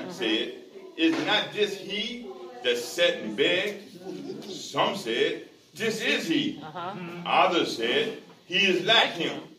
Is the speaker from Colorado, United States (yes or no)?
no; Memphis, Tennessee, United States; I came from Memphis, and I thought I was, I was saved, and I did everything I was going